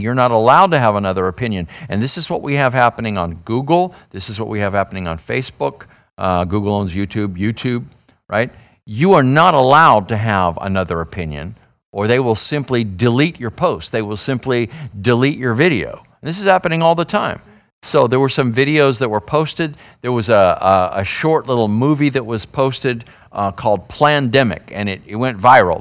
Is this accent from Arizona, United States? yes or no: yes; Phoenix, Arizona, United States; I'm from Phoenix.